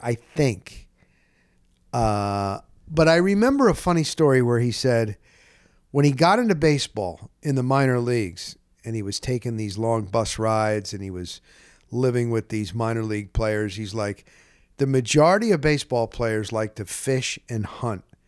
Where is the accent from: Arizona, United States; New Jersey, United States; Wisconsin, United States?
New Jersey, United States; Dover; moved away; also born or lived in Scranton, Pennsylvania; I was born in Scranton, P A, but we were only there a year. I was, I'm a New Jersey guy, North Jersey, North Jersey, Dover, New Jersey, and Morris Catholic High School